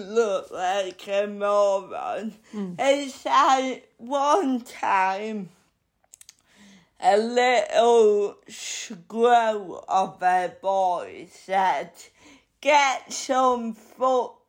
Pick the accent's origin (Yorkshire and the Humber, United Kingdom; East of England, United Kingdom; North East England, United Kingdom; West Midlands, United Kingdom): Yorkshire and the Humber, United Kingdom; Bridlington; moved away as an adult; now in London, United Kingdom; I like Bridlington. It will always be my hometown, but it is small-minded